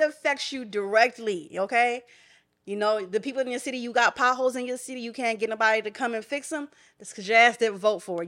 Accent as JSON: {"language": "English", "town": "Philadelphia", "region": "Pennsylvania", "country": "United States", "tie": "born or raised there", "said": "My hometown"}